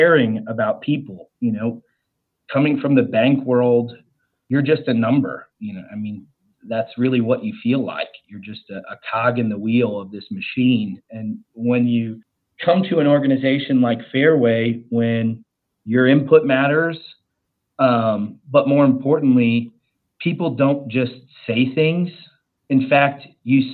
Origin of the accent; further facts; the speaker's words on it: Ohio, United States; now in Charlotte, United States; I live in Charlotte, North Carolina. My family, and I'm originally from Ohio